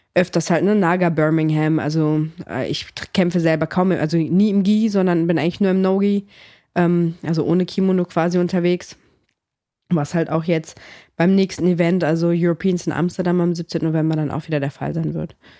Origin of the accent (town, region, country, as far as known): Cologne, North Rhine-Westphalia, Germany; born or raised there; also born or lived in Greece / northern Greece